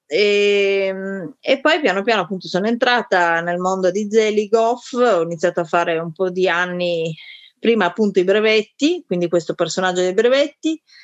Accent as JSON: {"language": "Italian", "town": "Turin", "region": "Piedmont", "country": "Italy", "said": "Io sono di Torino, quindi a Torino il teatro era già un, un settore molto attivo"}